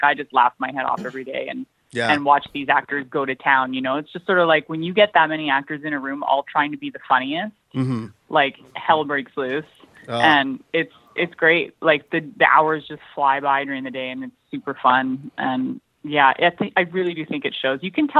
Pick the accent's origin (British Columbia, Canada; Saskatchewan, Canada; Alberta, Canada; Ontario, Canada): British Columbia, Canada; White Rock; born there; also born or lived in Maui, United States; No, I was born in White Rock.